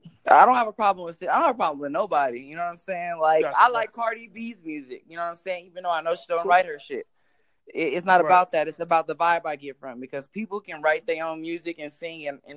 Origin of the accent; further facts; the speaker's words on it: Long Beach, California, United States; now in Las Vegas, United States; I'm from Long Beach. I reside in Las Vegas right now.